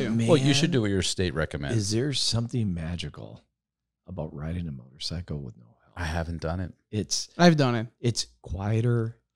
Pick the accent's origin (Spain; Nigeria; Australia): Spain; moved away; I'm from Spain, so I I learned in Spain.